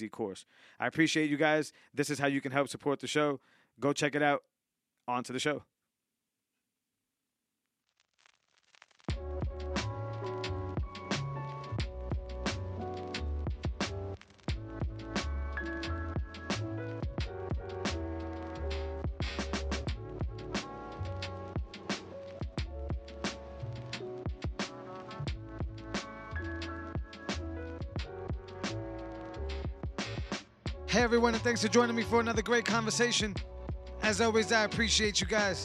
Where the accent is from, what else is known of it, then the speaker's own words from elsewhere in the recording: Worcester, Massachusetts, United States; I grew up in the valley.